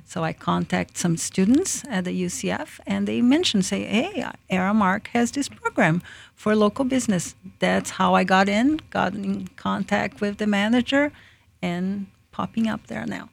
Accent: Brazil; now in Lakeland, United States; I was born in Brazil. I am, um, Jap, uh, Japanese descendant.

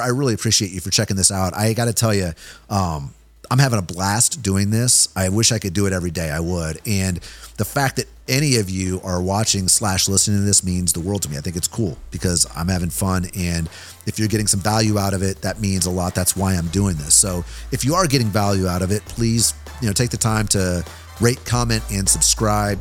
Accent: Kansas City, Missouri, United States; I'm from Kansas City been a Chiefs fan my whole life

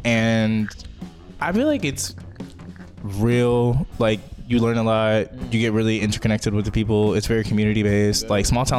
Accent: Trinidad, Texas, United States; moved away; I am originally from this small little farm town called Trinidad, Texas, with a population of 800 people.

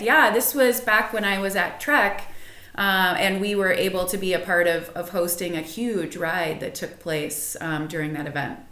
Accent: Chicago, Illinois, United States; I grew up in the Chicagoland area

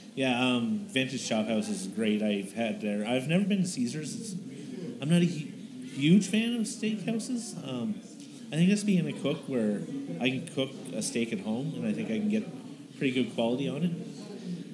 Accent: East Coast, Canada; now in Calgary, Canada; I'm originally from the East Coast

